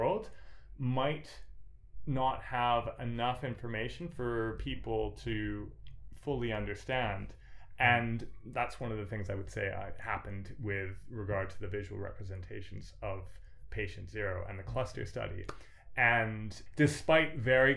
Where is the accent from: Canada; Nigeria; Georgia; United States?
Canada; I am Canadian myself